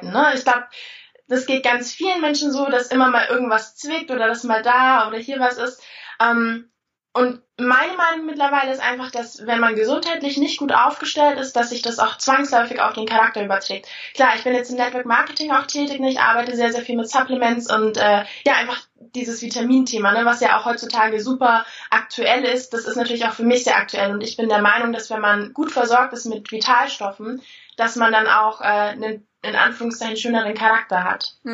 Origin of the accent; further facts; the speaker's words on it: Bavaria, Germany; Ich komme aus Bayern, also unten, unten die Ecke äh, Richtung München. Und äh, ja, da war ich eigentlich auch schon immer.